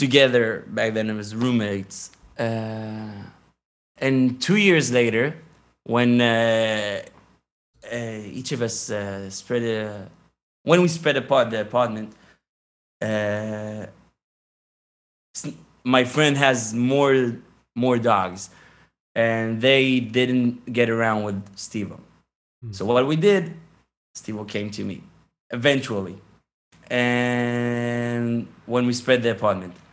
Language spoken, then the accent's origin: English; Jerusalem, Jerusalem District, Israel; English is a second language; Jerusalem in the 90s was awesome. Growing up and it really, like, that was the time, the best time to grow over there